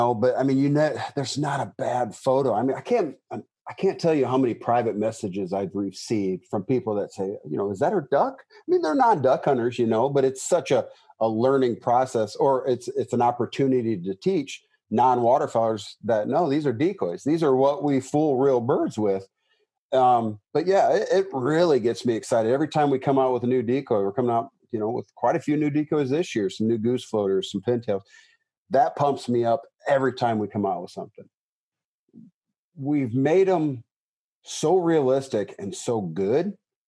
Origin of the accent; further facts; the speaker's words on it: United States; I grew up in the Mississippi